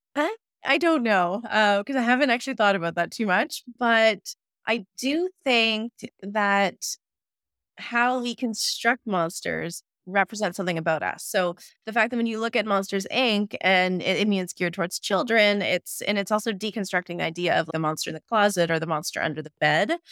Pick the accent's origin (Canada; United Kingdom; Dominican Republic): Canada; Ottawa, Ontario; moved away as an adult; now in Manitoba, Canada; I'm originally from Ottawa, Ontario, so I had to make the trek out here to Manitoba